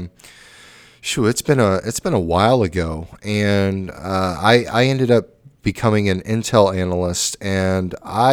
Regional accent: California, United States; the California, my home state

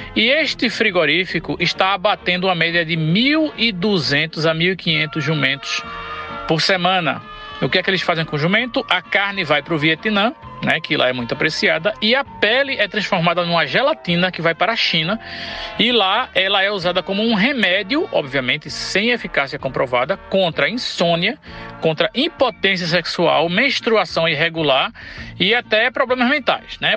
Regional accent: Northeast Brazil, Brazil

